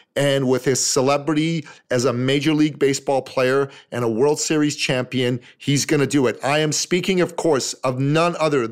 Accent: Toronto, Ontario, Canada; my hometown, Toronto

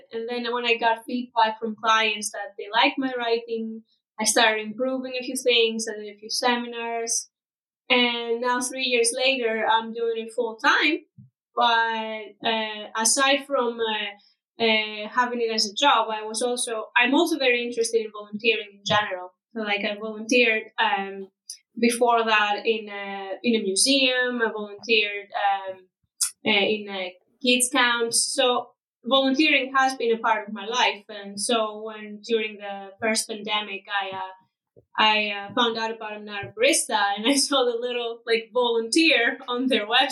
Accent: Greece; moved away as an adult; also born or lived in Dublin, Ireland; I come from Greece, and I was living in Dublin in Ireland for about 4 years up until 2020

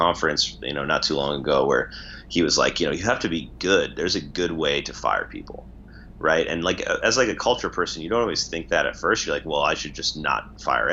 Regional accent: Minnesota, United States; moved away as an adult; now in San Francisco, United States; growing up in Minnesota, working in that sort of business environment.

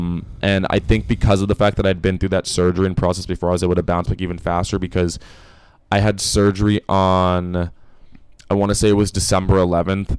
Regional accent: Los Angeles, California, United States; moved away as an adult; now in Boston, United States; I'm from Los Angeles, so pretty sunny weather all the time

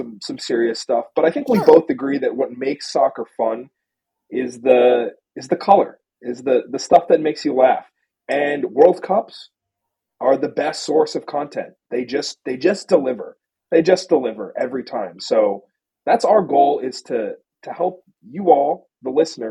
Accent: United States; as an American

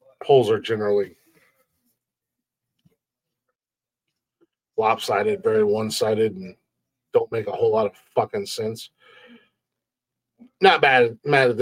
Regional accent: United States; accent: country; I'm fucking American and I'm country as fuck

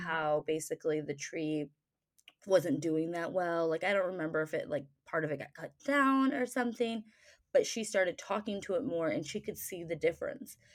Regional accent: Michigan, United States; I grew up in Michigan, so our family went camping a lot

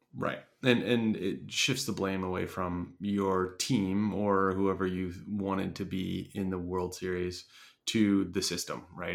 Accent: Philadelphia, Pennsylvania, United States; my hometown Phillies

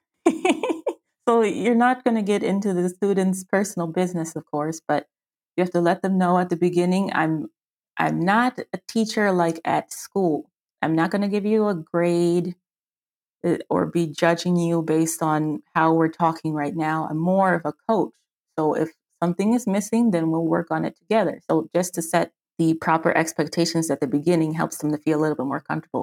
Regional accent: Washington, District of Columbia, United States; moved away as an adult; now in Frankfurt, Germany; I'm an American. I'm from Washington, D C, on the East Coast, and I live in South, Southwest? Yeah, Southwestern Germany, in Frankfurt, Germany.

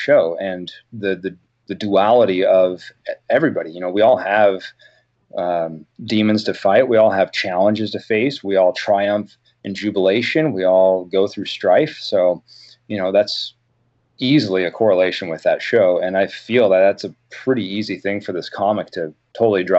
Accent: Oregon coast, United States; growing up on the Oregon coast

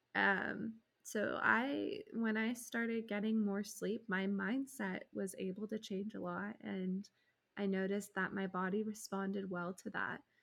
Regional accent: United States; As an American

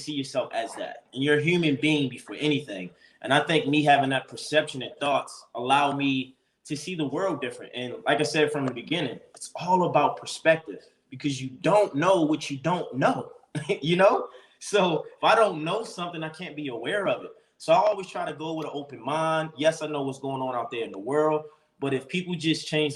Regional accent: Baltimore, Maryland, United States; moved away as an adult; now in Los Angeles, United States; I grew up in Baltimore, Maryland, where predominantly black, you know, environments

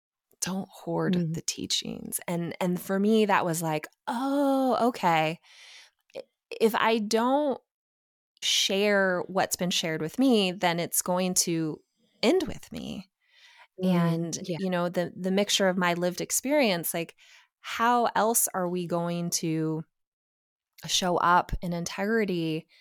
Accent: Portland, Oregon, United States; You know, I was raised in Portland, Oregon. Like, that's a pretty liberal space.

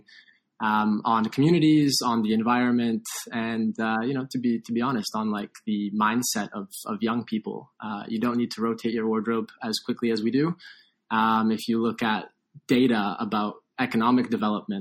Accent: Toronto, Ontario, Canada; I grew up in Toronto

